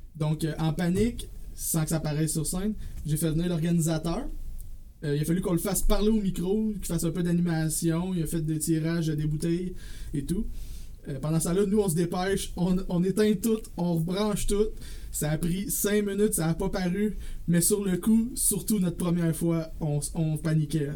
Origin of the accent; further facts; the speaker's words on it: Drummondville, Quebec, Canada; also born or lived in Saint-Jean-sur-Richelieu; Moi, je suis un gars original de Drummondville qui a vécu aussi 6 ans, pardon, à Saint-Jean-sur-Richelieu. Euh, je suis revenu à Drummondville quand j'ai eu 18 ans